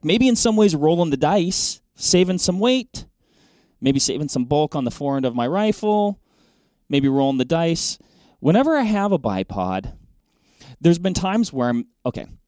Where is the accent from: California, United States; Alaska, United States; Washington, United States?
Washington, United States; Western; moved away; I grew up in Western Washington hunting blacktails, Roosevelts